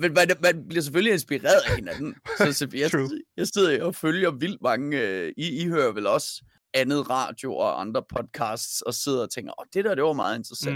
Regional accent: Denmark

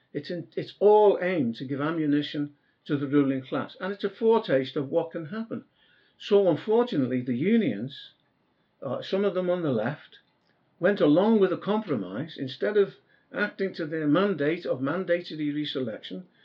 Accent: Merseyside, North West England, United Kingdom; I come from Merseyside itself

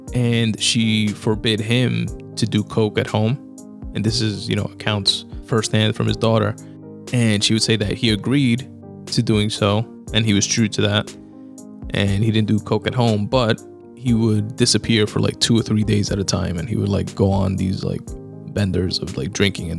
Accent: New York City, New York, United States; being born and raised in Queens

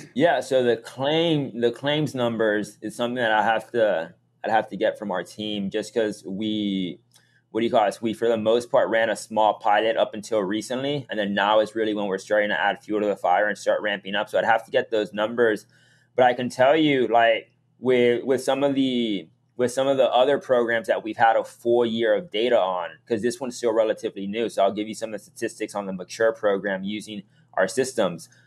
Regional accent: Miami, Florida, United States; moved away as an adult; also born or lived in Massachusetts; I was born and raised in Miami

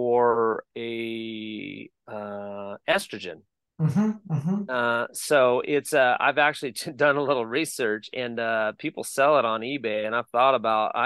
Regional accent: Bakersfield, California, United States; moved away as an adult; now in Columbia, Tennessee, United States; where we grew up in Bakersfield, California

